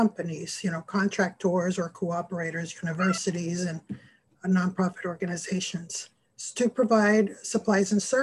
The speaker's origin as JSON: {"language": "English", "country": "Panama", "tie": "born or raised there", "moved": "yes", "said": "I grew up in Panama, which is located in Central America"}